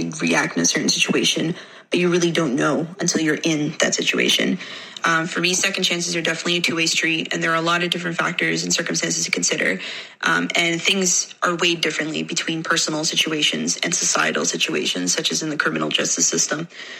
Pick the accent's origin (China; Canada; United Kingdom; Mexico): Canada; I'm from Canada.